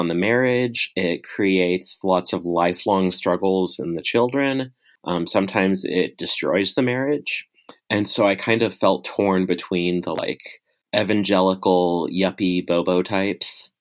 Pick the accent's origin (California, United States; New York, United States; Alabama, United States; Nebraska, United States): Nebraska, United States; Lincoln; I live in my hometown of Lincoln, Nebraska with my wife and 3 kids